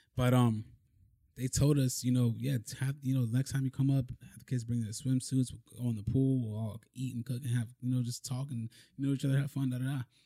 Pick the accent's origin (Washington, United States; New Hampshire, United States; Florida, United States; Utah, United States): Florida, United States; Broward County; also born or lived in Miami, Florida; I was born in Miami. I grew up mainly in Broward County